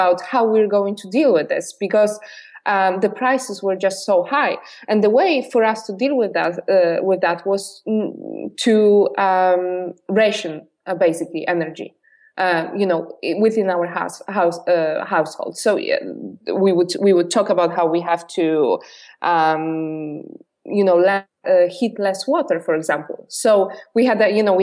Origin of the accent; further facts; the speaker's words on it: Poland; English is a second language; moved away as an adult; I've been born and raised in Poland. I only lived in Poland when I was 21